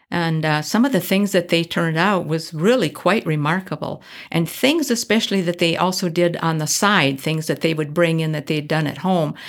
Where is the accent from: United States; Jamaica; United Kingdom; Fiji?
United States; Midwest; moved away as an adult; also born or lived in Minneapolis; I come from the Midwest